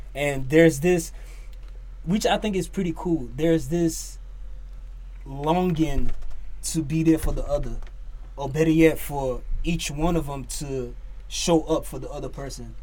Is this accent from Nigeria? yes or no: yes; Nigeria; from Nigeria, Niger boy through and through.